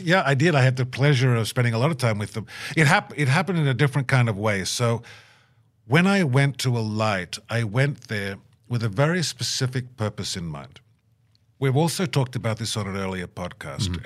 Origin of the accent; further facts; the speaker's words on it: Australia; moved away as an adult; now in Minnesota, United States; I'm Australian